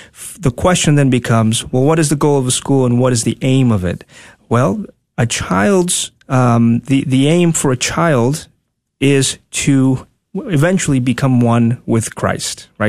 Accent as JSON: {"language": "English", "town": "Tegucigalpa", "region": "Francisco Morazán", "country": "Honduras", "tie": "born or raised there", "also_born_or_lived": "Dallas, Texas", "moved": "as an adult", "lives_now": "United States", "said": "born and raised in Honduras, capital city, Tegucigalpa, I moved here when I was nineteen"}